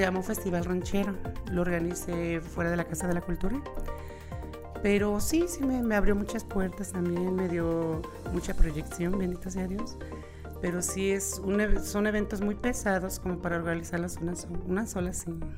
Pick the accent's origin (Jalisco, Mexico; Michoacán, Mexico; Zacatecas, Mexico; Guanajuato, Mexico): Guanajuato, Mexico; León; yo soy de aquí de León, Guanajuato, nací de aquí en León, eh, nací de la colonia La Brisa, toda mi adolescencia, niñez y lo demás ya fue en, eh, el Juecillo y 10 de mayo